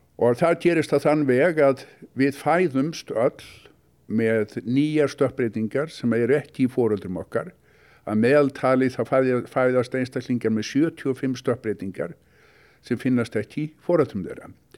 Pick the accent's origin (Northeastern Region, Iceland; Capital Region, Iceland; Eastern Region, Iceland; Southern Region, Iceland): Capital Region, Iceland; Reykjavík; moved away as an adult; also born or lived in United States; ólst upp í Reykjavík